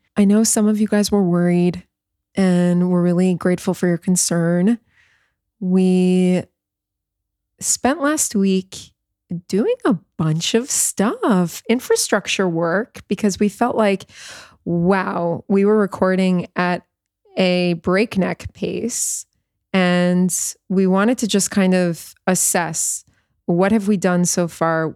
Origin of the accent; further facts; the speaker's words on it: New York, United States; moved away as an adult; also born or lived in South Florida; now in Israel; my hometown of New York